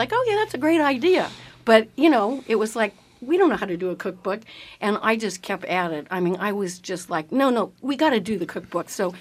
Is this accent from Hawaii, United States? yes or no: no; Sonoma, California, United States; I was born and raised in Sonoma